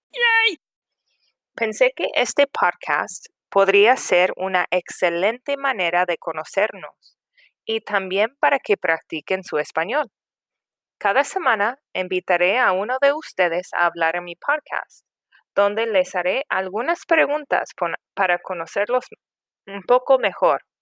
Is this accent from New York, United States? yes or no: no; San Diego, California, United States; Soy de San Diego, California. He vivido en San Diego toda mi vida.